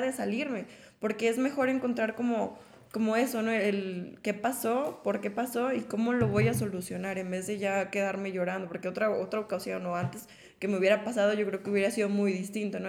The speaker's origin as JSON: {"language": "Spanish", "country": "Mexico", "said": "como mujer mexicana"}